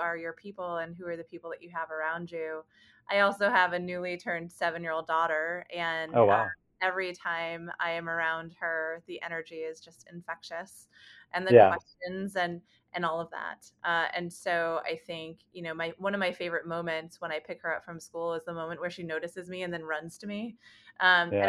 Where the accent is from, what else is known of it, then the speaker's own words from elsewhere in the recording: New York City, New York, United States; moved away as an adult; now in Chicago, United States; I am from New York City originally. I'm born and raised.